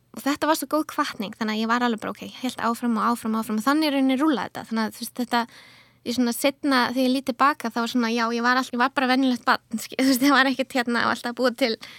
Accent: Akureyri, Northeastern Region, Iceland; moved away as an adult; also born or lived in London; now in Reykjavík, Iceland; ég fætti á upplæðinu á Akureyri og flutti, ég reyni flutti til London þegar ég var nýjútskrifuð

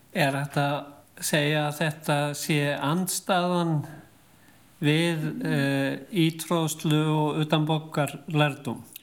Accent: Reykjavík area, Capital Region, Iceland; við sem að komum af Reykjavíkusvæðinu

